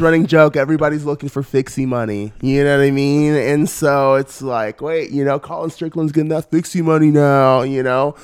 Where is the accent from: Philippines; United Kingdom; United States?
United States; Northern California; now in Los Angeles, United States; I'm originally from Northern California